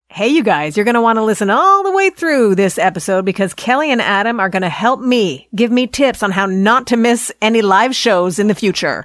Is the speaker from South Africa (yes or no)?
no; Canada; accent: Canadian; my Canadian accent